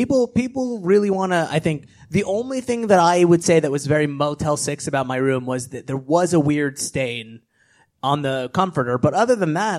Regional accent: Los Angeles, California, United States; I'm from Los Angeles

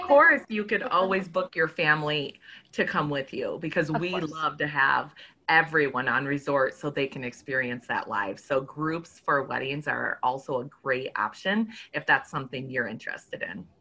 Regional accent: Minnesota, United States; I'm from Minnesota

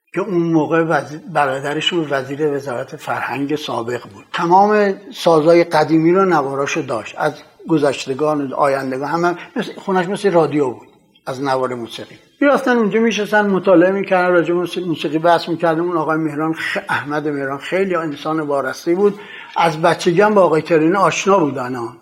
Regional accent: Tehran, Tehran Province, Iran; در تهران متولد شدم در سنگلک پارک شهر فعلی خونمونم سر کوچه حمام خورشید بود

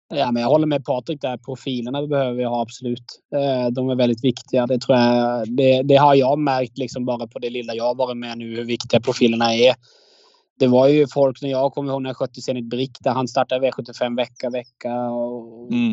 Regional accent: Agder, Norway; moved away as an adult; now in Sweden; jag kommer ju från Norge

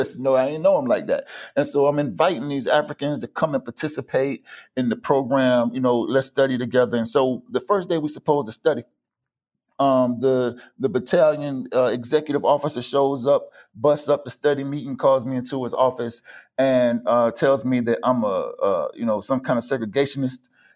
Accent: Tampa, Florida, United States; I grew up in Tampa, like I said. My mother raised me in church. And so I grew up around a lot of African people. And she sent me to a private school with a lot of African people.

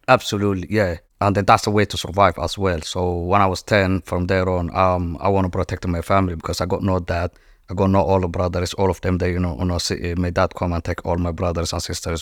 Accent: Djibouti; moved away; I was born in East Africa, in Djibouti, and I was born in Noma, which is, like, cowboy or gypsies

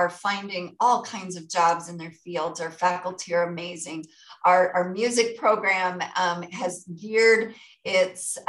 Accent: Dillon, Montana, United States; now in Billings, United States; growing up in Dillon

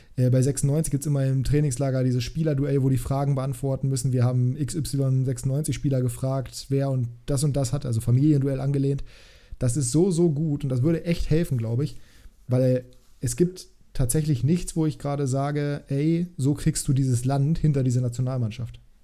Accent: Germany; ich bin ja selber Deutscher

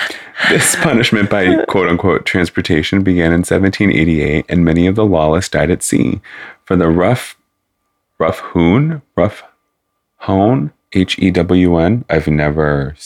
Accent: United Kingdom; I'm British. Sorry.

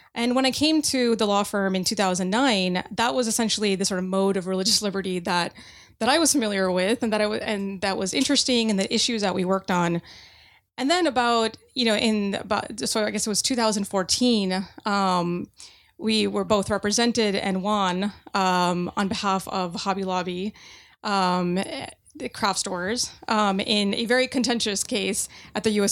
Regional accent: United States; an American Muslim

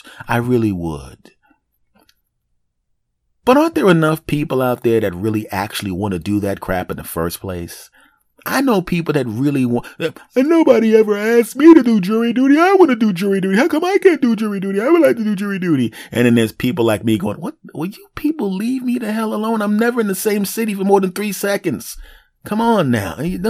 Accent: Philadelphia, Pennsylvania, United States; born there; I'm 49 years old. I'm 5'8". I was born in Philadelphia.

